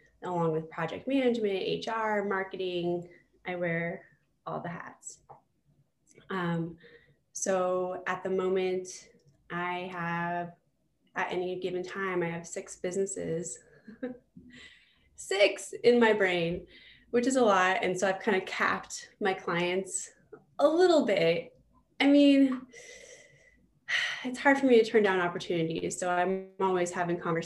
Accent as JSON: {"language": "English", "town": "Fort Collins", "region": "Colorado", "country": "United States", "tie": "born or raised there", "also_born_or_lived": "Greeley, Colorado / New York", "said": "So I am originally from Northern Colorado. I was born in Greeley and raised in Fort Collins."}